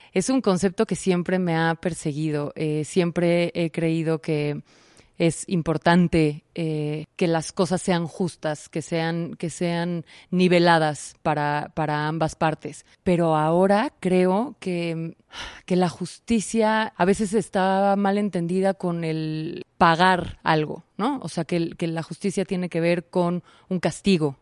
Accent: Mexico; en nuestro caso particular como mexicanos

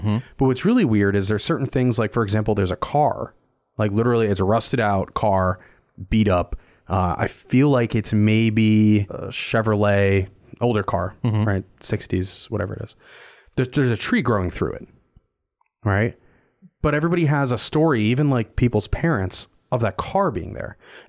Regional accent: New Jersey, United States; And this is a resort town that I grew up in New Jersey, around Big Lake.

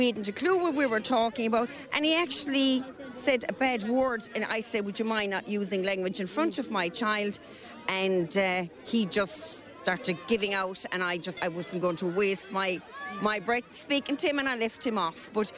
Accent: Limerick, Munster, Ireland; I'm …. I'm from Raheen here in Limerick, and we came over for the parade today.

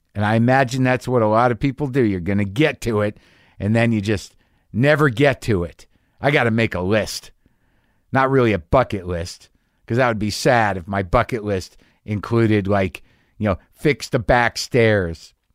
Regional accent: New Mexico, United States; moved away; also born or lived in New York / Los Angeles / San Francisco; I grew up in, uh, New Mexico primarily

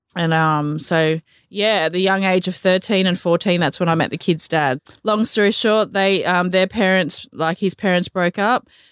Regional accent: Gympie, Queensland, Australia; also born or lived in Manly, New South Wales / Miles, Queensland; I grew up in Queensland. Um, spent majority of my life in Gympie

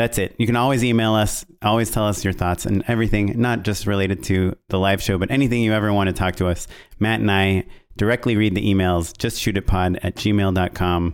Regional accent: Israel; moved away; I'm Israeli and that I grew up in Israel.

